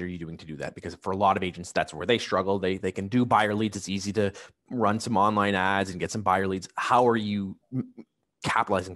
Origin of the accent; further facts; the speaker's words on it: Niagara, Ontario, Canada; now in Hamilton, Canada; I grew up in Niagara. I'm in Hamilton myself